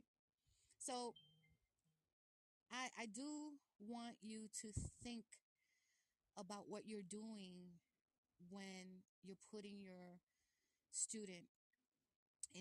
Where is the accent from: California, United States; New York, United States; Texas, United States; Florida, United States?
New York, United States; New York City; I was born in Brooklyn